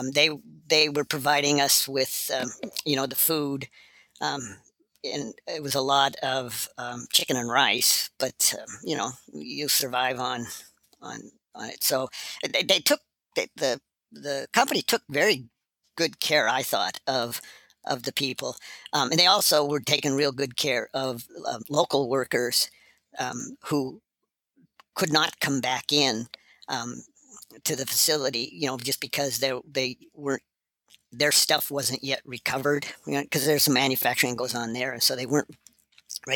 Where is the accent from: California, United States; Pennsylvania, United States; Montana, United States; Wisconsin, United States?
Montana, United States; I grew up in Montana.